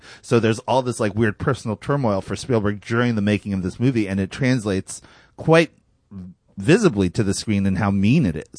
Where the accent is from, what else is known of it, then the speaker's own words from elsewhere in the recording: Cherry Hill, New Jersey, United States; I grew up in Cherry Hill, New Jersey, right?